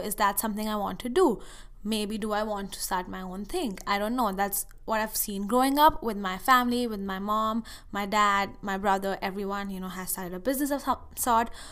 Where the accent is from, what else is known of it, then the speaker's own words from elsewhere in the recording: India; moved away as an adult; now in United States; I went to this summer school thing at a university in India for a month